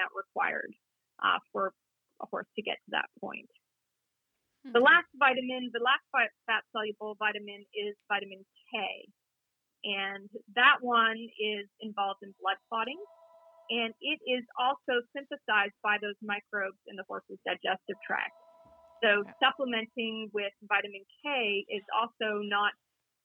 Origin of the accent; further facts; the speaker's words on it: Toronto, Ontario, Canada; moved away; I grew up in Toronto